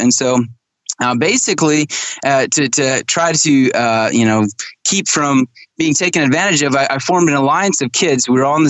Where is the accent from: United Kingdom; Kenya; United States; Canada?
Kenya; Yeah, so my parents were missionaries in Kenya, Africa. So I grew up in Kenya, and they were Amish Mennonite missionaries, by the way.